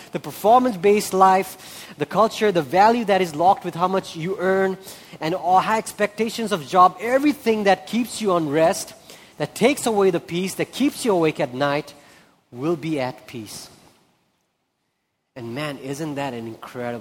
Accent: Nepal; also born or lived in India; I'm from India, I'm from Nepal

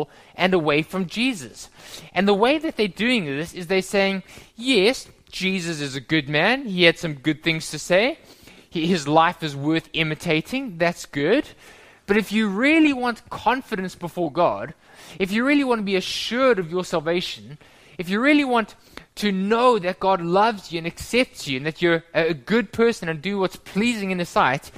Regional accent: South Africa; moved away; When I was growing up in South Africa many, many years ago

